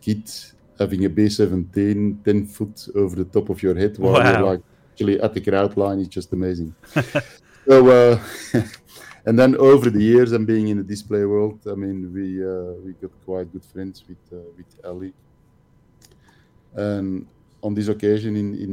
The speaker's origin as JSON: {"language": "English", "area": "Antwerp area", "region": "Flanders", "country": "Belgium", "also_born_or_lived": "Kortrijk-Wevelgem", "said": "I'm not from the area, I'm from the Antwerp area, which is, mm-hmm. it's an hour away from Kortrijk."}